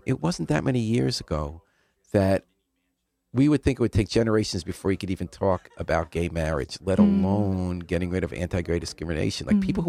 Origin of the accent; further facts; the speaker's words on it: White Plains, New York, United States; I didn't grow up here. Where'd {S2} you grow up? {S0} White Plains, New York.